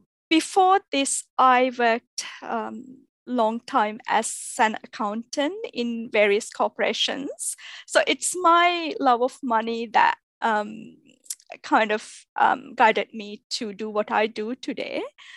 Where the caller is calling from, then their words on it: Melbourne, Victoria, Australia; So I'm recording this from Melbourne, Australia.